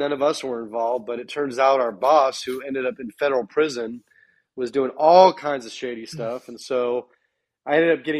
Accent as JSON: {"language": "English", "area": "Bay Area", "region": "Northern California", "country": "United States", "also_born_or_lived": "Sacramento, California", "moved": "as an adult", "said": "I'm originally from the Bay Area in Northern California. I've actually lived all over the world."}